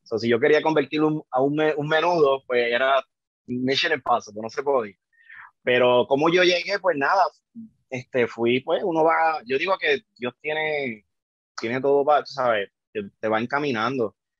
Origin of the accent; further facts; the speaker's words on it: Yabucoa, Puerto Rico; moved away as an adult; now in Chicago, United States; yo soy, soy de Yabucoa, Puerto Rico, ya de, del este, nací, sí, nací en Chicago, este, me fui a los nueve años para Puerto Rico